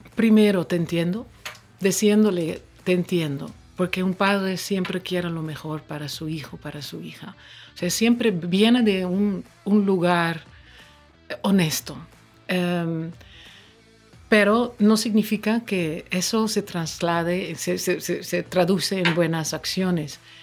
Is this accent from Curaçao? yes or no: yes; Curaçao; Spanish is a second language; also born or lived in Netherlands / northern Netherlands; now in Dominican Republic; crecí muy cerca de aquí en, en Curazao. Mis primeras memorias son del Caribe.